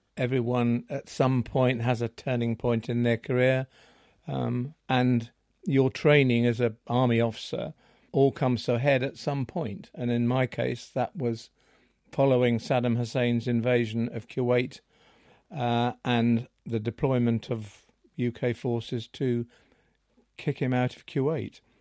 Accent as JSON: {"language": "English", "town": "Seaview", "region": "South East England", "country": "United Kingdom", "tie": "born or raised there", "said": "I was born in Seaview, and, um, that's where I've been ever since."}